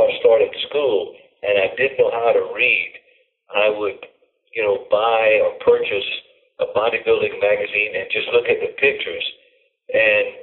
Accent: Louisiana, United States; now in California, United States; I'm originally from Louisiana.

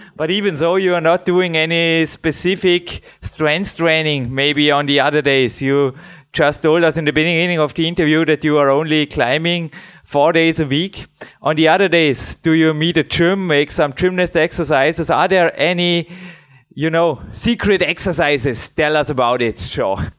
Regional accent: Dornbirn, Vorarlberg, Austria; English is a second language; here in my hometown in Dornbirn

